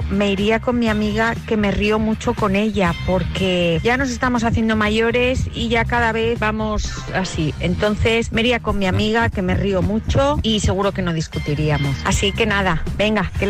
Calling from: Almonacid, Spain; Hola, mis quiseros guapos.

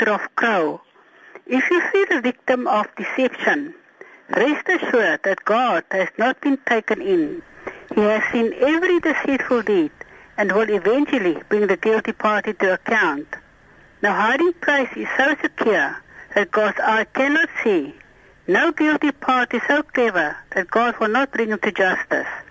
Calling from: Cape Town, Western Cape, South Africa; van Kaapstad.

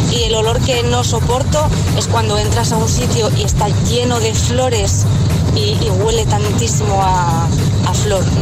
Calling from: Zaragoza, Aragon, Spain

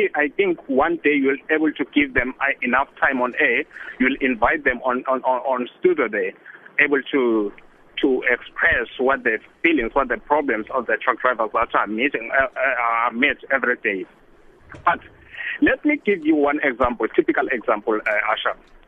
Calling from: South Africa; I'm traveling. I'm on the road here on N12 between from Kimberley side to Joburg.

